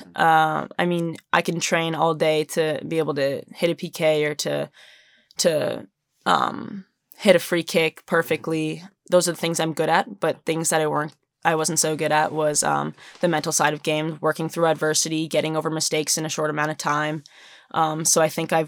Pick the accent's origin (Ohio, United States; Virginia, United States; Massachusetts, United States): Massachusetts, United States; I grew up in Massachusetts